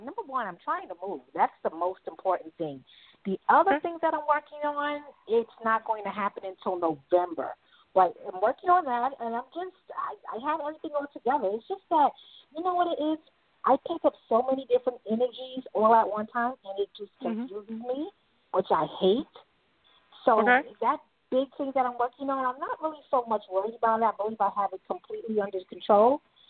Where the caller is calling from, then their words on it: New York City, New York, United States; The Big Apple, New York City.